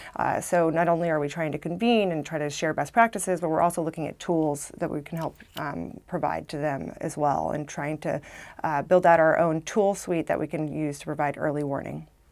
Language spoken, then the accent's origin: English; Arkansas, United States; moved away as an adult; now in Washington, D.C., United States; I came from Arkansas.